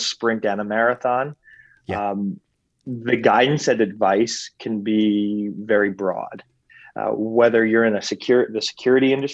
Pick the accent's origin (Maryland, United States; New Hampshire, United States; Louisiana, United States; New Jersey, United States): New Jersey, United States; northern; I grew up in northern New Jersey, suburb to New York City.